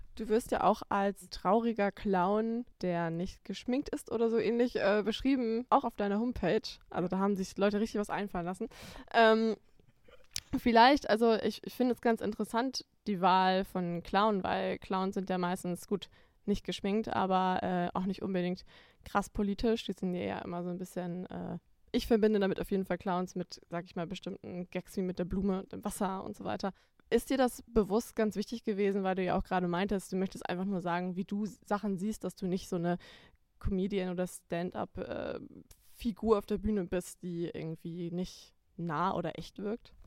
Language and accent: German; Schleswig-Holstein, Germany; aus seiner und meiner Heimat Schleswig-Holstein